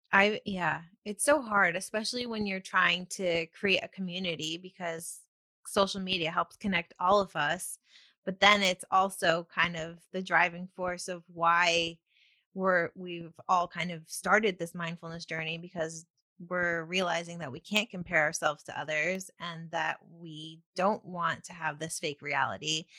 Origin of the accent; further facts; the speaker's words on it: near Ithaca, Upstate New York, United States; moved away; also born or lived in New Jersey; Upstate New York